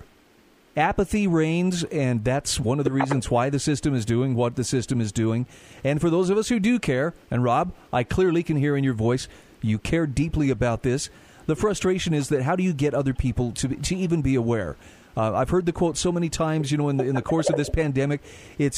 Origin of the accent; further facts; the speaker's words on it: Utah, United States; my home state of Utah